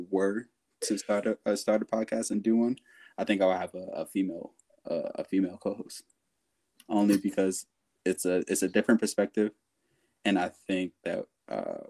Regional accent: United States; moved away as an adult; now in Sweden; I grew up in America

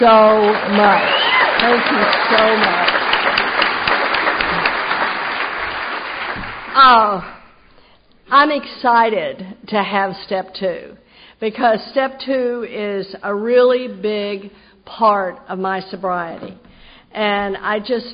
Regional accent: Texas, United States; now in Jacksonville, United States; I grew up in Texas.

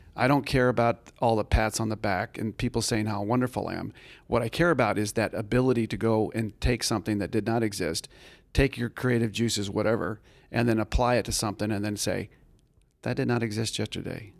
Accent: Tucson, Arizona, United States; I grew up in Tucson, Arizona

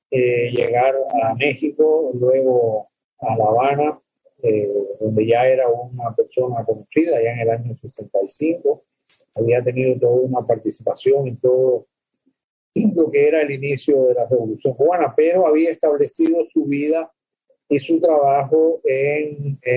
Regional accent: El Salvador; born there; yo, yo nací en El Salvador el más pequeño país eh, de América.

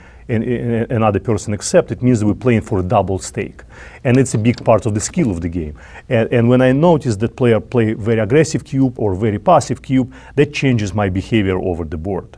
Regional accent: Russia; English is a second language; moved away as an adult; now in New York, United States; Chess was my first childhood game back in Russia

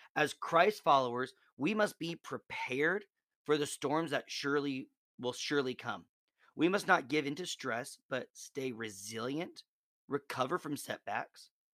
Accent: Nebraska, United States; moved away; I'm originally from Nebraska

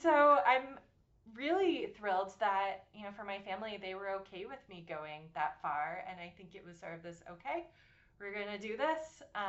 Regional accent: Attleboro, Massachusetts, United States; So I am originally from Massachusetts. … I use she, her pronouns. I was born and raised in Attleboro, Massachusetts, which is about 45 minutes south of Boston.

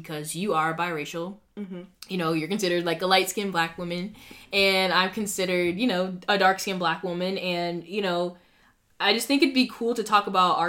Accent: Boston, Massachusetts, United States; we have a lot more, like, different cultures up here

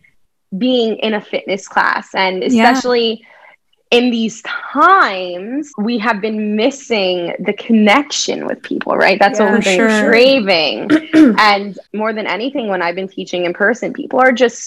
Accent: New Jersey, United States; now in New York City, United States; I'm from Jersey, the shore area.

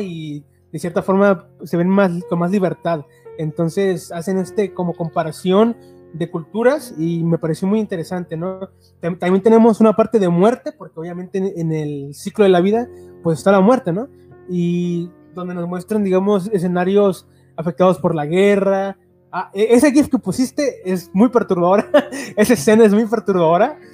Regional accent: Mexico; como mexicanos

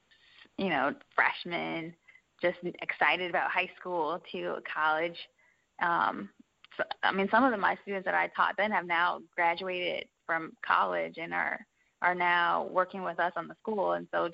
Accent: Maryland, United States; I grew up in Maryland, right outside of D.C.

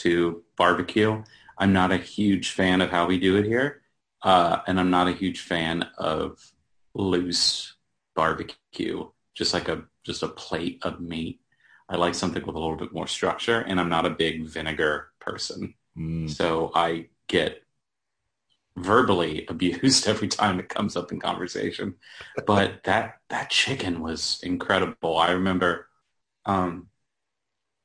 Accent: Apex, North Carolina, United States; also born or lived in Cary, North Carolina / Greensboro, North Carolina / Durham, North Carolina; I was born in Cary, and then we kind of moved all over the place. My family eventually settled down in Apex.

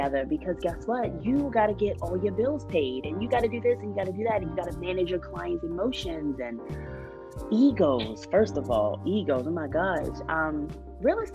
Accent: Baltimore, Maryland, United States; me, Erica, Robin, and Sunny, we're all from Baltimore City

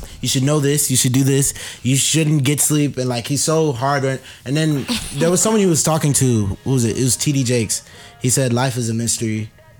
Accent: Nigeria; girl, I'm Nigerian.

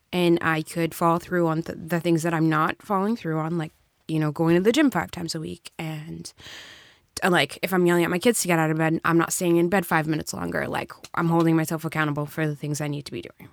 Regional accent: Brockton, Massachusetts, United States; also born or lived in New Bedford, Massachusetts / Salem, Massachusetts; I grew up in Brockton

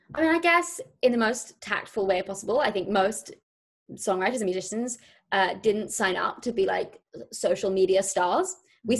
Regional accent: near Brighton, South East England, United Kingdom; moved away as an adult; now in London, United Kingdom; I grew up in a near a place called Brighton, which is south of London on the coast. And I really mainly grew up in like a tiny village in like the middle of the countryside.

